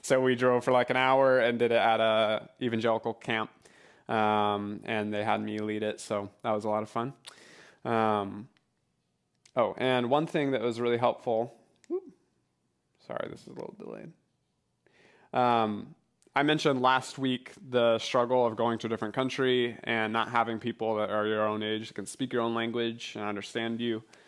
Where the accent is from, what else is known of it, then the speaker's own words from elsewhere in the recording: New Hampshire, United States; moved away as an adult; now in Portugal; I'm from New Hampshire